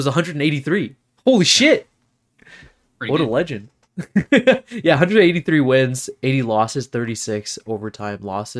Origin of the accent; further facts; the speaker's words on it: Canada; I've never lived in America. I'm not an American. I'm a Canadian. I love Canada, by the way.